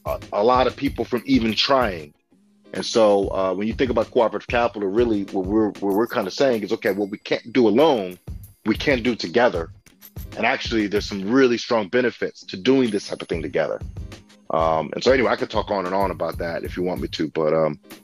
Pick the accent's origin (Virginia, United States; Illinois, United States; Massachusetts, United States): Virginia, United States; Alexandria; moved away as an adult; now in Detroit, United States; when I was growing up in Alexandria, Virginia, I grew up, Section 8 housing and such